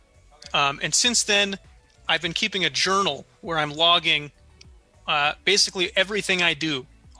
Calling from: Chicago, Illinois, United States; I'm coming from Chicago.

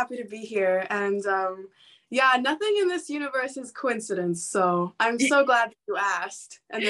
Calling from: Northern California, United States; I am calling from California, Northern California in the U.S.

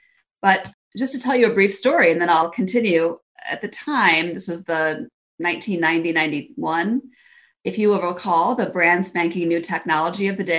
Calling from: Cleveland, Ohio, United States; I am joining you from sunny Cleveland, Ohio in the U.S.

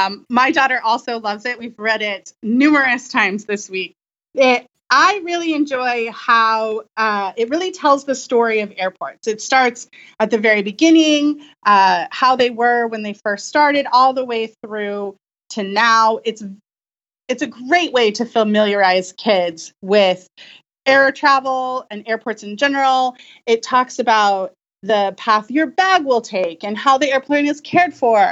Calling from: Franklin, Tennessee, United States; Franklin, Tennessee. Lonely Planet is based here in Franklin.

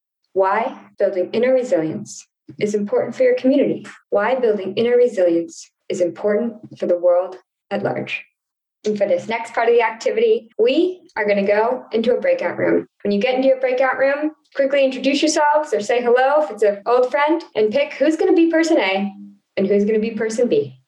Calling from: Texas, United States; I am calling in from Texas today

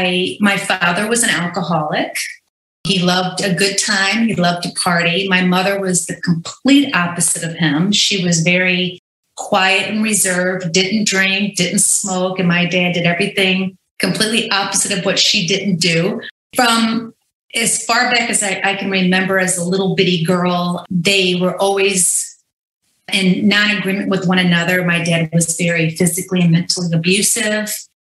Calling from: Orange County, California, United States; I'm calling in from Orange County, California. I've been here for about 10 years. I just turned 50 on Saturday

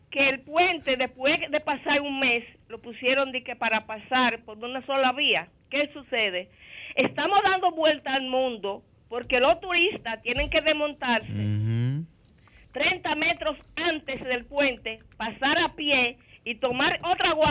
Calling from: Montellano, Puerto Plata, Dominican Republic; no desde Montellano, Puerto Plata.

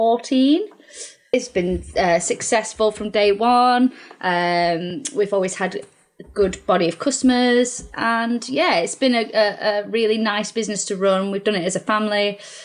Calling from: Warrington, North West England, United Kingdom; So I'm at home, which is kind of Warrington way. But obviously, my business is in Altrincham. So, South Manchester, Cheshire, if you like.

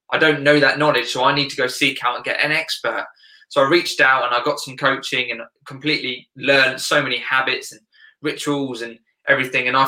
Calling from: South East England, United Kingdom; Yeah, UK, right uh, south of England.

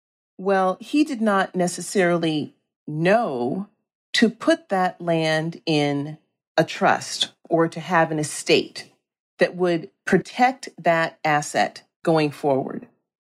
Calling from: San Francisco, California, United States; I'm calling in from San Francisco, California.

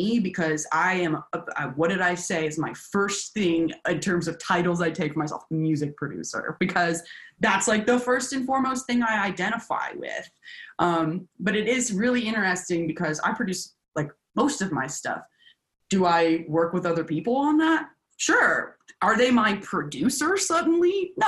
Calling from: Nashville, Tennessee, United States; I'm Zooming you from Nashville, Tennessee.

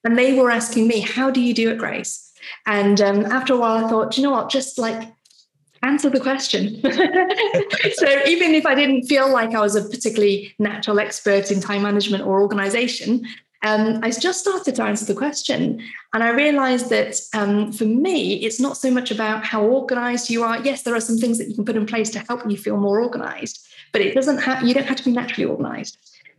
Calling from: Stafford, West Midlands, United Kingdom; So I'm in Stafford in the West Midlands.

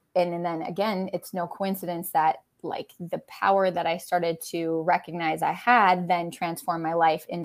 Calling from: Wisconsin, United States

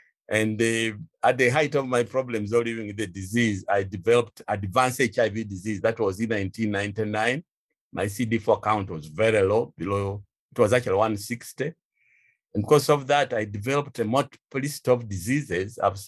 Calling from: Kampala, Central Region, Uganda; I'm speaking from Kampala, Uganda.

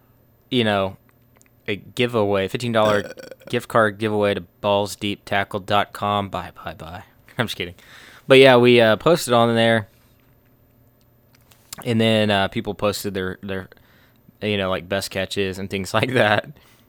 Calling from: Noblick, Kentucky, United States; Before we get into that, we're tuning in from Noblick, Kentucky.

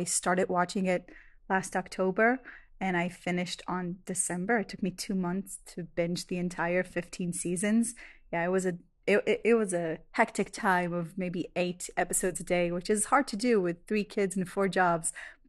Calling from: Israel; I'm a listener from Israel

